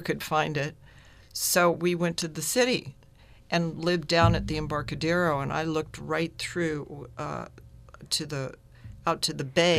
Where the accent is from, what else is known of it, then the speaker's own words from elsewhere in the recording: San Francisco, California, United States; now in San Rafael, United States; growing up in San Francisco, I loved Chinatown and Japantown